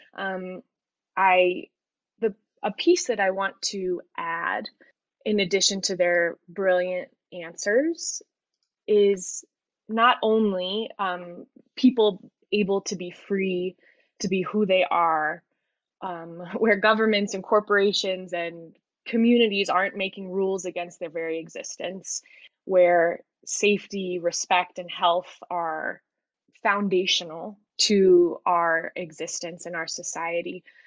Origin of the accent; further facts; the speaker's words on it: Colorado, United States; I am a 30 year old white woman born and raised in Colorado.